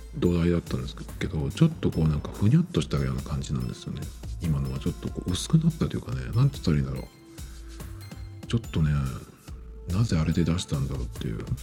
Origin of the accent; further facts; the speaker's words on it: Japan; 日本人で日本語を使ってる